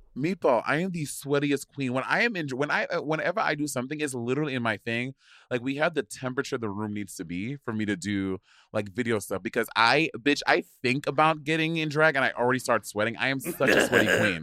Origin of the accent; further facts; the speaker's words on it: St. Lucia; I grew up in Saint Lucia